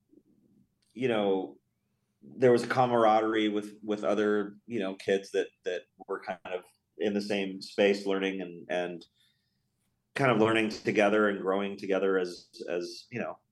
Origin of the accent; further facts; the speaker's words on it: Florida, United States; also born or lived in Austin, Texas; now in Los Angeles, United States; I was born in Florida and kind of grew up there and then immediately moved to Austin